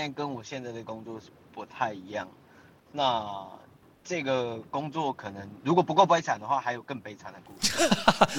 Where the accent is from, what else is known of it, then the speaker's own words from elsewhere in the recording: Taiwan; 我，我，我是台湾